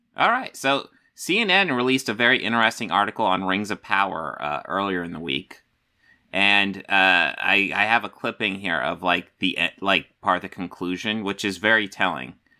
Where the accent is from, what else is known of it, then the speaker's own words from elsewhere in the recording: United States; I'm an American